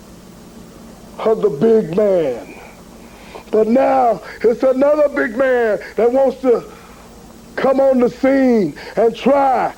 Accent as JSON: {"language": "English", "town": "Tampa", "region": "Florida", "country": "United States", "tie": "born or raised there", "said": "I was down in T-Town, my hometown"}